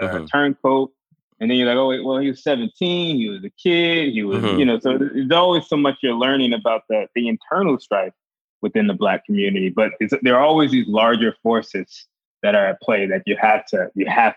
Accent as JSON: {"language": "English", "town": "Newark", "region": "New Jersey", "country": "United States", "said": "we're from Newark, New Jersey"}